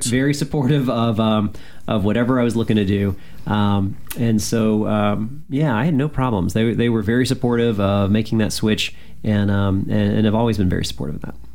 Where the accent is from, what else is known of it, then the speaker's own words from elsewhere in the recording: Birmingham, Alabama, United States; moved away as an adult; now in Washington, D.C., United States; have lived in D.C. now for a majority of my life, but I'm originally from Alabama uh, and uh, from Birmingham.